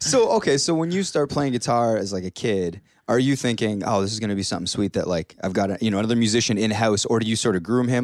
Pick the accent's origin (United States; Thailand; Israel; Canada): Canada; Hamilton, Ontario; I'm from Hamilton, like Steeltown